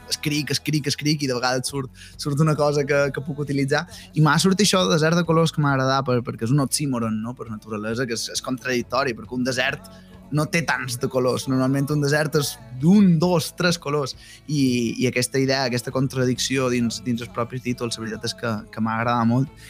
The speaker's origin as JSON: {"language": "Catalan", "region": "Balearic Islands", "country": "Spain", "accent": "Mallorcan", "said": "fer això en, en, en, en el meu dialecte, en el mallorquí"}